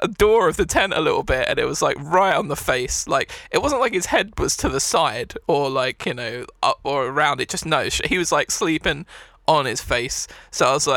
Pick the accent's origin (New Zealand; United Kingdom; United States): United Kingdom; Cheshunt, East of England; my hometown of Chesent